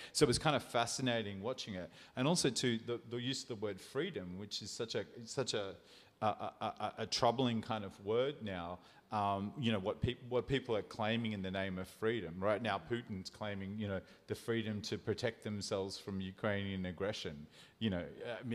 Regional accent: New South Wales, Australia; now in South Australia, Australia; where I was from, New South Wales

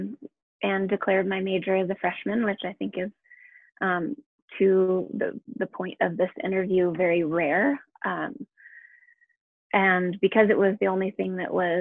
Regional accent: San Diego, California, United States; moved away as an adult; now in Colorado, United States; I grew up in San Diego, where the weather is pretty temperate all year round.

